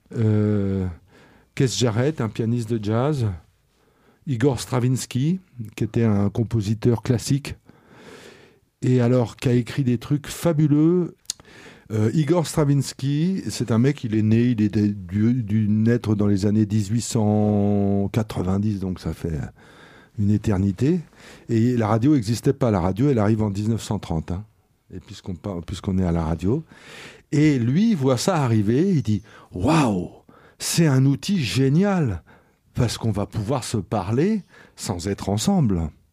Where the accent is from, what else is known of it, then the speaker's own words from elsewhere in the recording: Boulogne-Billancourt, Île-de-France, France; je viens de la banlieue, euh, de la banlieue du 9-2, pour faire jeune. voilà, de la même ville que Bouba. Voilà, c'est ça que je peux dire. De Boulogne, Billancourt